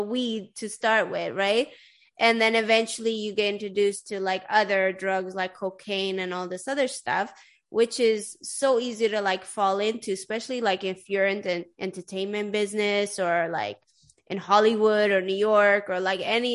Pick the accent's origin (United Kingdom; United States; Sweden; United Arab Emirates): Sweden; I grew up in Sweden